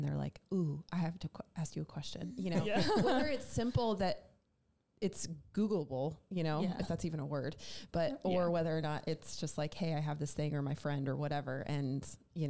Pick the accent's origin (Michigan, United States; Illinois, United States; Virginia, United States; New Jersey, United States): New Jersey, United States; moved away as an adult; also born or lived in Raleigh, North Carolina; now in Charlotte, United States; I'm originally actually from South Jersey